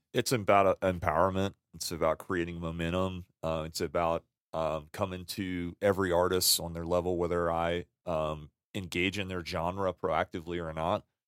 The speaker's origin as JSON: {"language": "English", "town": "New Orleans", "region": "Louisiana", "country": "United States", "tie": "born or raised there", "moved": "yes", "lives_now": "Salt Lake City, United States", "said": "born and raised in Louisiana."}